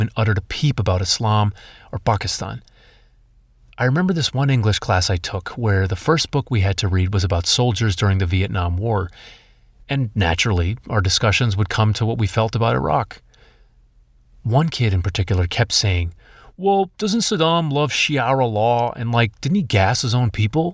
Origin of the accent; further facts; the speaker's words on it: Acton, Massachusetts, United States; my hometown friends from Acton and Boxborough.